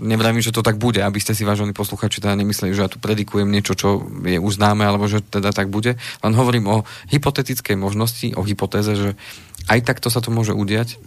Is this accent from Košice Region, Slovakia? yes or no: no; Slovenská Ľupča, Banská Bystrica Region, Slovakia; tam, odkiaľ pochádzam zo Slovenskej Lúbče